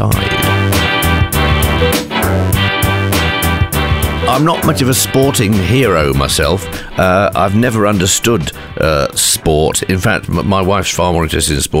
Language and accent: English; Midlands, United Kingdom; moved away; also born or lived in North East England; I grew up in the Midlands